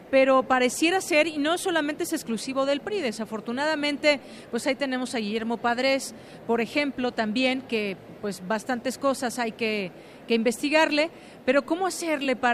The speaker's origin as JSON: {"language": "Spanish", "country": "Mexico", "said": "este tema que seguimos muy pendientes como ciudadanos, como mexicanos"}